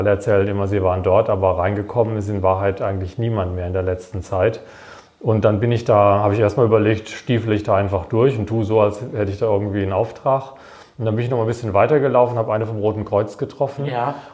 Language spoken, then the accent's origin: German; Wiesloch, Baden-Württemberg, Germany; weil meine Heimatstadt Wiesloch, die hat auch genauso viele Einwohner